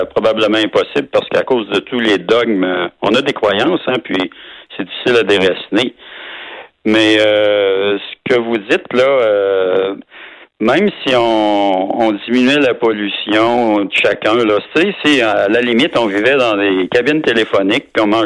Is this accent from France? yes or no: no; Quebec City, Quebec, Canada; moi je suis de Québec